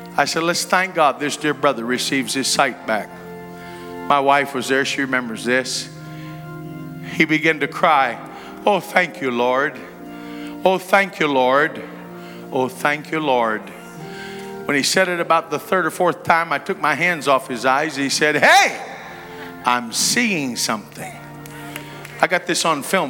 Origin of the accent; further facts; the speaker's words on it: West Virginia, United States; I see you're from West Virginia. I said, Yes, sir